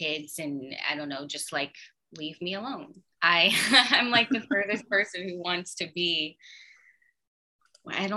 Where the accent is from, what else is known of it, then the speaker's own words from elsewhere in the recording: Texas, United States; moved away; I come from Texas